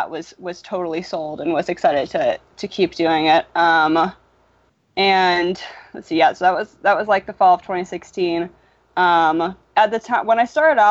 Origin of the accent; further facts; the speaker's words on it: Berkeley, California, United States; now in Philadelphia, United States; I grew up in Berkeley